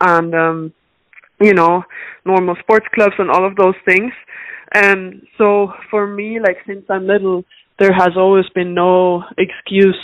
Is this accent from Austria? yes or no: yes; Austria; also born or lived in Dublin, Ireland; now in Boston, United States; I was born in Ireland. My mom is Irish, but I was raised in Austria. Like I moved to Austria when I was 4